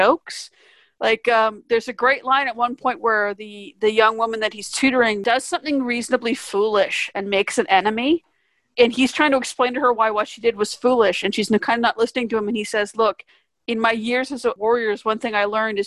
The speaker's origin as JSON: {"language": "English", "town": "Vancouver", "region": "British Columbia", "country": "Canada", "said": "I'm from Vancouver."}